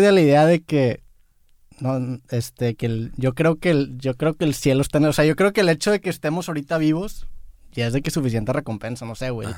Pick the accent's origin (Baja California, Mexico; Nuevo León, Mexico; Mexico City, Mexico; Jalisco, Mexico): Nuevo León, Mexico; Monterrey; soy de Monterrey